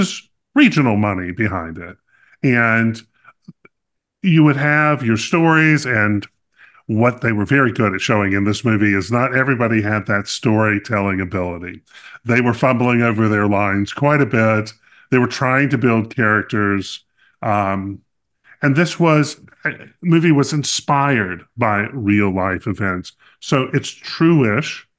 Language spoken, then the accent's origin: English; North Carolina, United States; I grew up in North Carolina